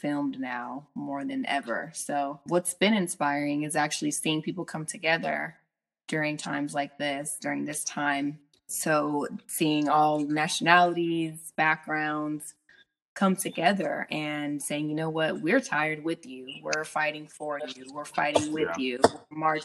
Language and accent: English; Chula Vista, California, United States; also born or lived in Los Angeles, California; now in Sacramento, United States; I was born and raised in San Diego, California, Southern California